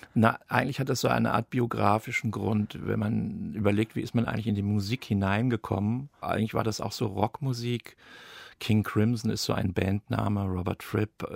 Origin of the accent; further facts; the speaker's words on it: Darmstadt, Hesse, Germany; Ich bin in Darmstadt groß geworden